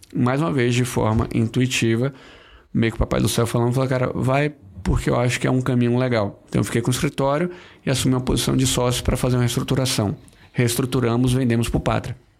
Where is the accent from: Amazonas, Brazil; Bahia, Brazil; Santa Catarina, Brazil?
Bahia, Brazil; Eu sou baiano, eu me formei na Bahia